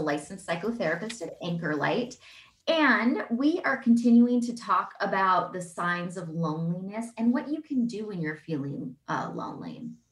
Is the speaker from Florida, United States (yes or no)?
no; Seattle, Washington, United States; I think I am from Seattle